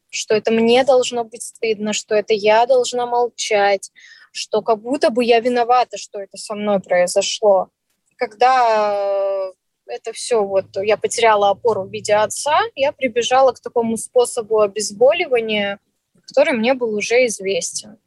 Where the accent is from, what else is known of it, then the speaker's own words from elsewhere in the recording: Vladivostok, Primorsky Krai, Russia; moved away as an adult; also born or lived in Saint Petersburg / Yaroslavl; now in Moscow, Russia; родилась я в городе Владивостоке. Потом я сравн-, пробовала в юношеском возрасте переезжать. Я жила и в Петербурге, и в Ярославле. Всё это через Ма-, Москву. И в итоге остановилась во Владивостоке.